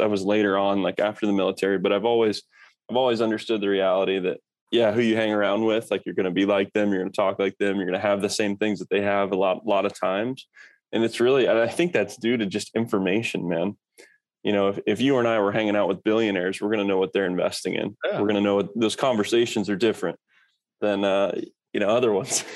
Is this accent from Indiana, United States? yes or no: yes; Kokomo, Indiana, United States; moved away as an adult; also born or lived in Norfolk, Virginia; I grew up in Kokomo, Indiana